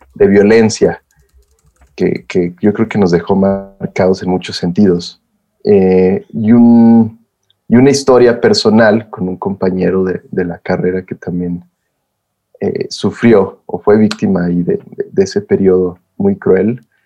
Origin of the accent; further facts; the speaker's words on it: Saltillo, Coahuila, Mexico; Soy el único de mi familia que soy de Saltillo